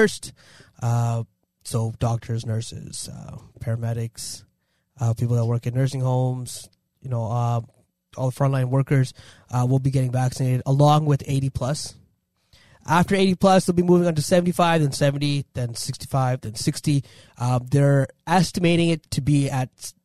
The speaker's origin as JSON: {"language": "English", "town": "Toronto", "region": "Ontario", "country": "Canada", "tie": "born or raised there", "said": "I was born and raised in Toronto. Born in Canada"}